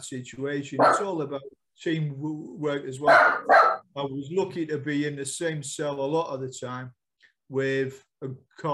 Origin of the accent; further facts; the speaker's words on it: United Kingdom; we are British, we're not American